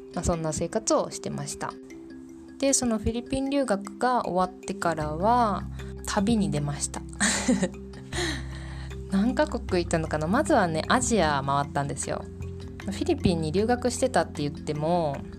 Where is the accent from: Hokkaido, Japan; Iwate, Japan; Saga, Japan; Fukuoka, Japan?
Fukuoka, Japan; moved away as an adult; also born or lived in Kanagawa; now in Poland; 私はですね福岡県出身で、まあ、福岡県で生まれ育ったっていう形になります